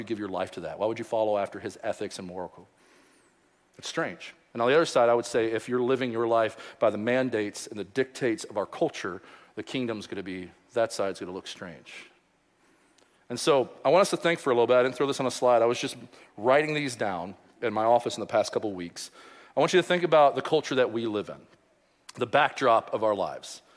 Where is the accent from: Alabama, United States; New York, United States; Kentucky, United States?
Kentucky, United States; Louisville; I grew up in Louisville